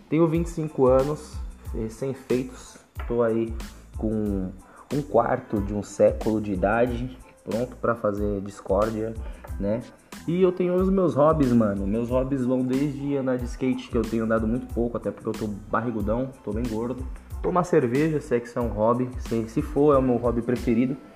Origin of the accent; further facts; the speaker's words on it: São Paulo, Brazil; eu sou da Zona Norte de São Paulo, Vila Nova Cachoeirinha, hum, exatamente do Jardim Santa Cruz, né? Tenho 25 anos